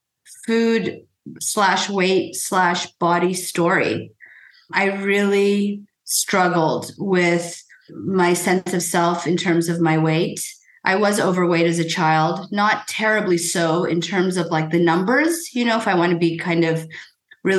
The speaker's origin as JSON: {"language": "English", "country": "United States", "tie": "born or raised there", "first_language": "Persian", "second_language": "English", "said": "I was born in the United States, but my parents, you know, while very much rooted in American values, were also very much rooted in Persian values and culture. And so I learned to speak Farsi before I learned to speak English"}